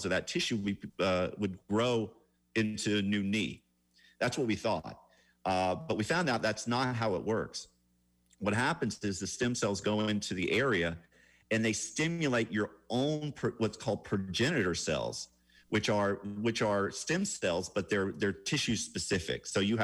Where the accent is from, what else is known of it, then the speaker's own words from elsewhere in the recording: Atlanta, Georgia, United States; I'm from Atlanta, which actually is a very clean city compared to say Bangkok.